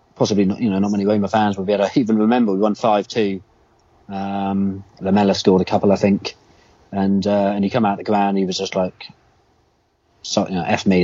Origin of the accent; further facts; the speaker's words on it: United Kingdom; being a Brit and especially like a kid